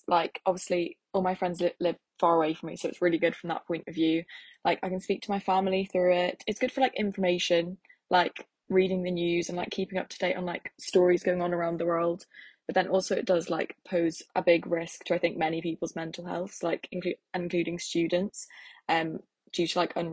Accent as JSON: {"language": "English", "area": "Lincolnshire", "region": "East Midlands", "country": "United Kingdom", "moved": "as an adult", "lives_now": "Aberdeen, United Kingdom", "said": "I'm from Lincolnshire in England."}